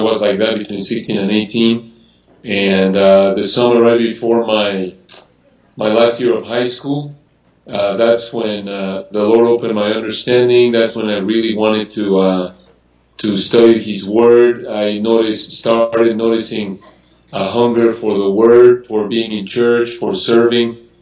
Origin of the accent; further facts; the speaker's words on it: Mexico City, Mexico; I was born and raised in Mexico City